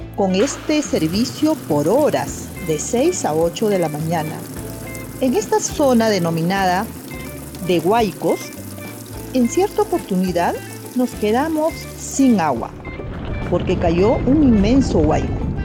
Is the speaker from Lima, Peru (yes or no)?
yes; Chosica, Lima, Peru; en nuestro distrito del Urigancho Chosica teníamos carencia de agua